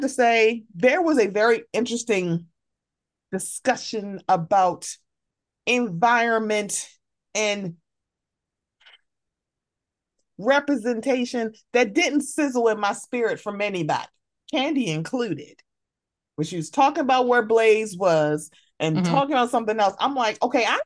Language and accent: English; Baltimore, Maryland, United States; I'm from Baltimore, so I know parts of Baltimore.